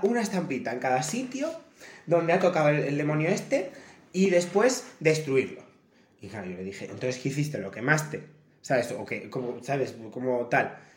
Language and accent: Spanish; El Bierzo, Castile and León, Spain; moved away as an adult; also born or lived in Cerdanyola del Vallès; la palabra pizza se dice pizza porque somos del Bierzo